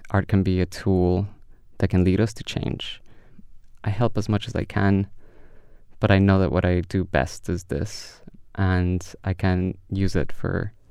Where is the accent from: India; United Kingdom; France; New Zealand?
India; born there; English is a second language; moved away as an adult; India. I was born in India. I came for here for education, so definitely India.